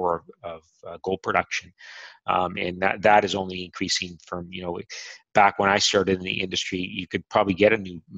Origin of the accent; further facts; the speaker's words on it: Canada; I'm Canadian